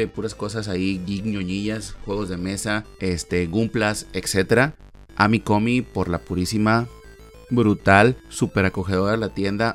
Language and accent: Spanish; Monterrey, Nuevo León, Mexico; en Monterrey, Nuevo León, México, de donde soy originario y radico